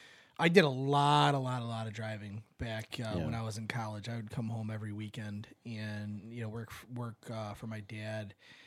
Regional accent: Michigan, United States; I'm from Michigan. I haven't heard of it.

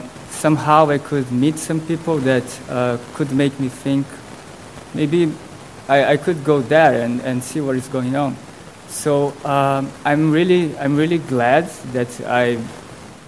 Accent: Brazil; moved away; I was born in Brazil, I was baptized since Brazil is a very Catholic country

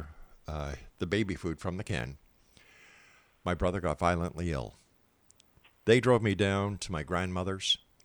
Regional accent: Montreal, Quebec, Canada; Montreal, Quebec, my hometown

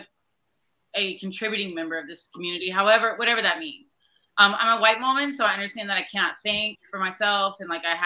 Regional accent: Fort Polk, Louisiana, United States; moved away; I am from Fort Polk.

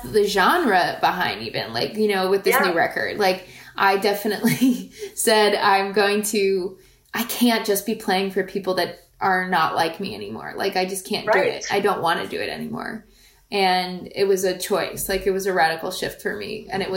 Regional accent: rural Pennsylvania, United States; also born or lived in Staten Island, New York; we moved when I was a kid to rural Pennsylvania

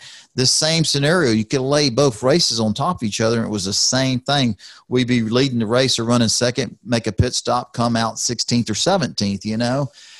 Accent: Houston, Texas, United States; When I was a kid growing up in Houston, Texas, and my dad was working for Ronnie Chumley at the Vita Fresh Orange Juice racing team

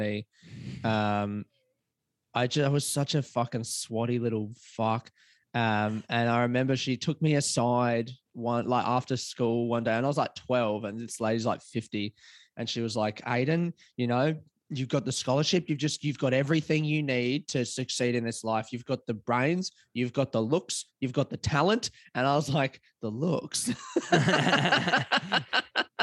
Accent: Adelaide, South Australia, Australia; now in Melbourne, Australia; I live in Melbourne, but I grew up in Adelaide.

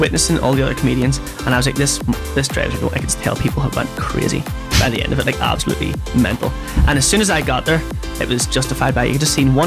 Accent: Belfast, Northern Ireland, United Kingdom; I grew up in West Belfast

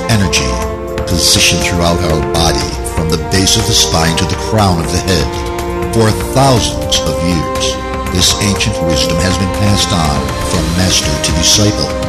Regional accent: New Hampshire, United States; I grew up in New Hampshire

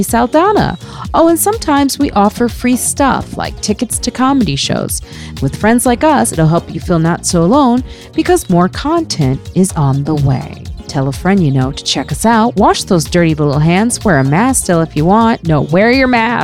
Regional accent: suburbs of Chicago, Illinois, United States; now in New York City, United States; I know we're from the same area. We're both from Chicago, yeah. You know, those parts of the suburbs of Chicago

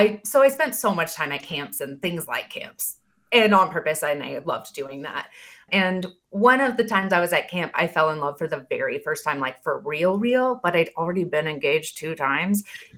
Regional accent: Oregon, United States; growing up in Oregon, all of our camps and in my conference, my Free Methodist kind of world

